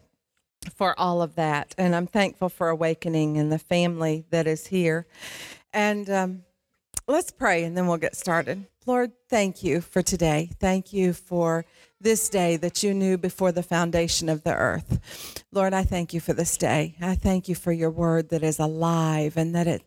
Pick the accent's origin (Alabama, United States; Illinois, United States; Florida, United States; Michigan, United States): Michigan, United States; Detroit; I grew up in Detroit